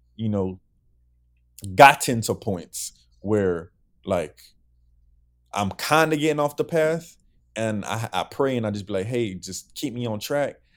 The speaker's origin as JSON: {"language": "English", "area": "Broward", "region": "Florida", "country": "United States", "said": "I'm from Broward"}